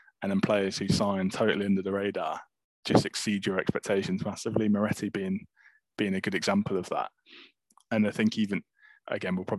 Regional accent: England, United Kingdom; an English Torino fan, obviously in England

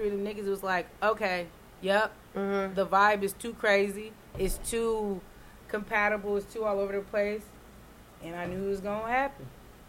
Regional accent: California, United States; I'm from California

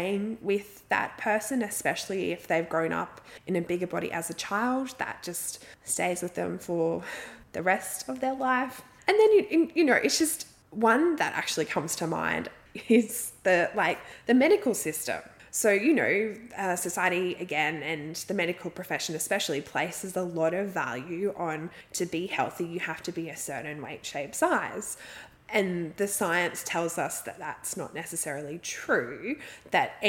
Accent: Australia; I'm Australian

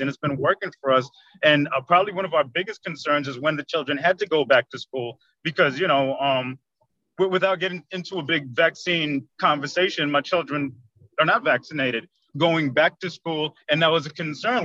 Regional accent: New York City, New York, United States; moved away as an adult; now in Orlando, United States; I am from Queens, New York. I live in Orlando, Florida currently. I've been here about 30 years now already

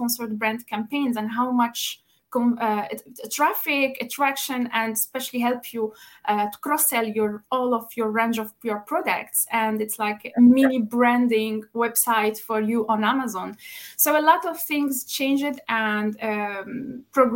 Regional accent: Tunisia; moved away as an adult; now in Luxembourg; Originally, I come from Tunisia, but I've been in Luxembourg since now 7.5 years.

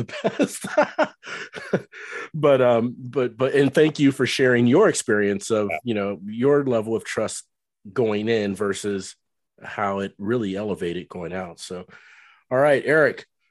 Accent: Cincinnati, Ohio, United States; moved away as an adult; now in North Texas, United States; I lived in Cincinnati for many years growing up

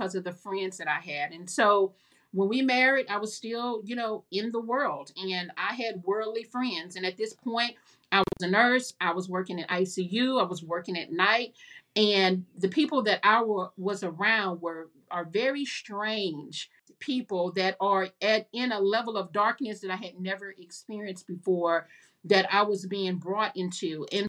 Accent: Houston, Texas, United States; moved away as an adult; also born or lived in Lake Charles; I was born and raised in Houston

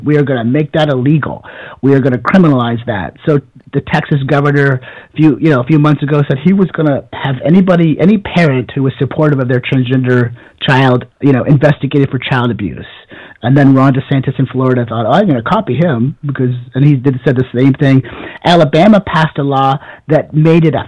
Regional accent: Canada; moved away; I grew up in Canada in a village of 200 people

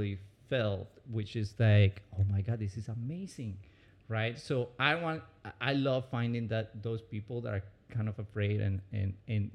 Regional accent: Medellín, Antioquia, Colombia; English is a second language; moved away as an adult; also born or lived in Orlando, Florida; now in United States; I was born in Medellin, Colombia, one of the most dangerous cities actually in the 90s

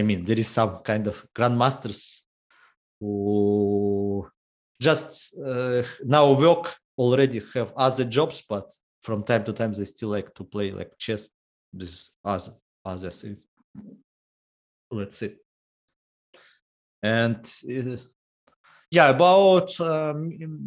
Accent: Horlivka, Donetsk Oblast, Ukraine; English is a second language; also born or lived in Kramatorsk, Ukraine; I was born in Horlovka. I moved to another city, to Kramatorsk, when I was 10 years old

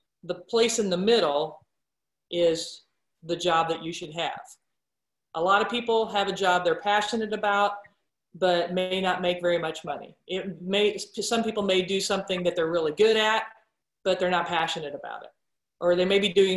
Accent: Roseland, Nebraska, United States; growing up in Roseland, Nebraska

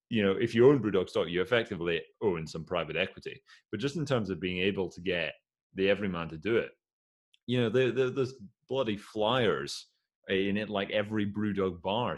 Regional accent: Aberdeen, Scotland, United Kingdom; I say that as an Aberdonian

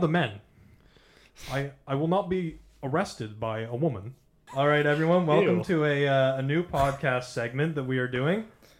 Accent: Connecticut, United States; Straight out of Connecticut, baby.

